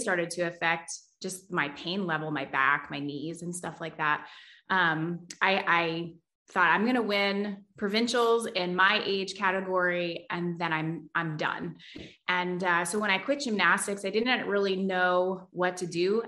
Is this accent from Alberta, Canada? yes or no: no; Toronto, Ontario, Canada; I was born in Scarborough, Ontario, and actually my husband was born in Scarborough, Ontario as well